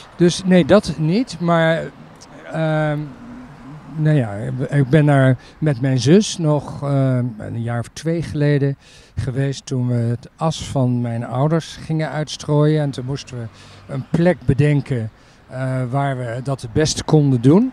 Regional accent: Utrecht, Netherlands; daar ehm, ben ik geboren, min of meer in ieder geval opgegroeid tot mijn dertiende

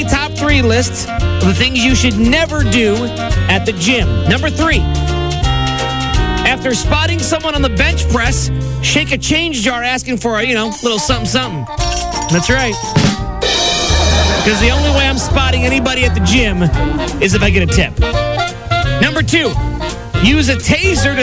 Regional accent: East Coast, United States; moved away; growing up on the East Coast, I fell in love with radio

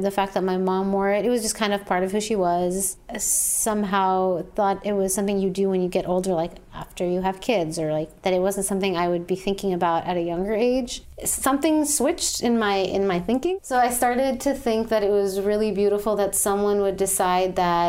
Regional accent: Saudi Arabia; also born or lived in Jordan; I'm from Jordan. I'm 26 years old. I grew up in Saudi Arabia, very multicultural kind of international community.

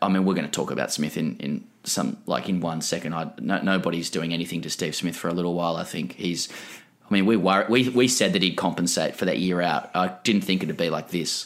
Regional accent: Australia; as an Australian

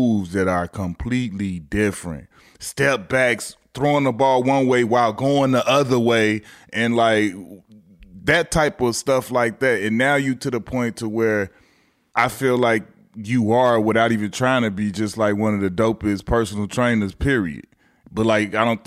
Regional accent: Chicago, Illinois, United States; guys that come from Chicago and come from the neighborhoods that we come from

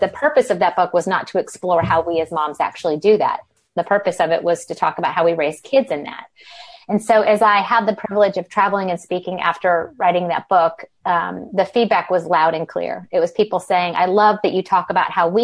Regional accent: the South, United States; moved away as an adult; now in Old Greenwich, United States; I'm from the South, but live in the Northeast.

